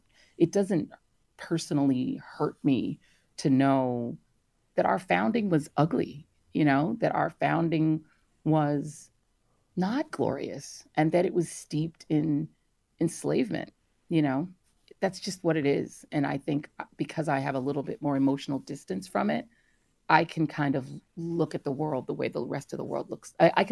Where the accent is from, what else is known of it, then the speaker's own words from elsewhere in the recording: Denver, Colorado, United States; also born or lived in Brooklyn, New York; my parents then moved to New York. I was born in Brooklyn. And then when I was two, they picked up and moved to Denver, Colorado. My brother was born in Denver, and that's where I spent my formative years.